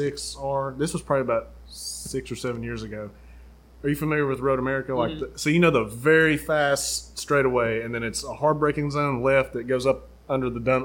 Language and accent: English; Maryville, United States; I'm from Maryville. I don't pronounce stuff right.